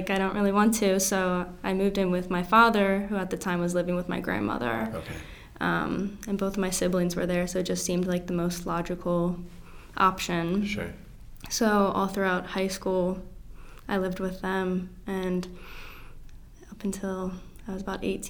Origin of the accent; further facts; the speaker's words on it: Ellicott City, Maryland, United States; I grew up in Ellicott City. So about like 30 minutes from here, Howard County.